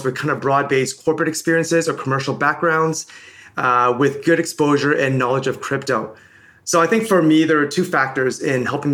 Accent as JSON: {"language": "English", "town": "Toronto", "region": "Ontario", "country": "Canada", "tie": "born or raised there", "also_born_or_lived": "Hong Kong / Birmingham, United Kingdom / London, United Kingdom", "said": "originally I'm from Hong Kong. I moved to Toronto when I was 5 years old"}